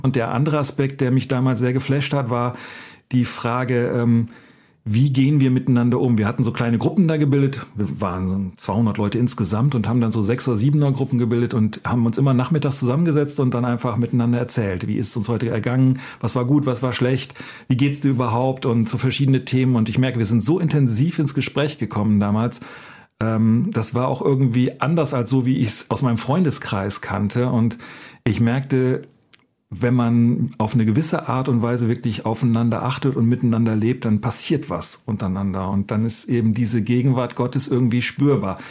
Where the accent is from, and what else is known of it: Northern Germany, Germany; born or raised there